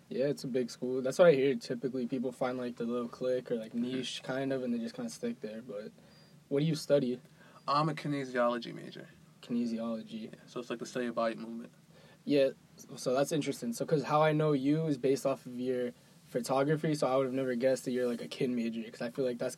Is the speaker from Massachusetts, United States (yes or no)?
yes; Boston, Massachusetts, United States; I grew up in East Boston, like not too far from Lynn.